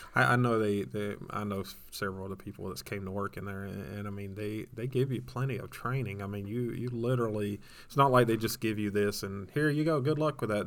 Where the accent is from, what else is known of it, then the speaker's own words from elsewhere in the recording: Georgia, United States; I'm from Georgia